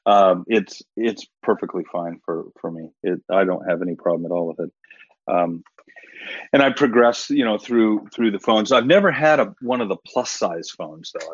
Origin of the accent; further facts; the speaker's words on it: Arizona, United States; I grew up in Arizona